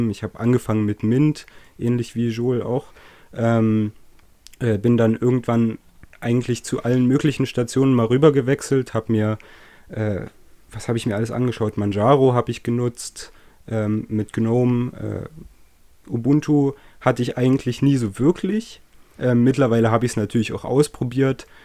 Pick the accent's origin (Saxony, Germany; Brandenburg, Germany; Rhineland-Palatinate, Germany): Saxony, Germany; accent: Saxon; Deutschlands, aus dem östlichsten Landkreis. Ähm, Genau, äh, hoffentlich merkt man mir das nicht zu sehr an, wo ich herkomme. Ähm, so geht sächsisch.